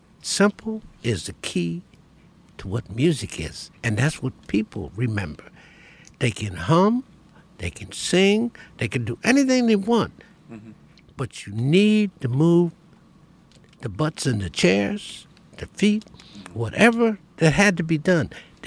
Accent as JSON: {"language": "English", "town": "Elkton", "region": "Maryland", "country": "United States", "tie": "born or raised there", "said": "in my hometown in Elkton, Maryland."}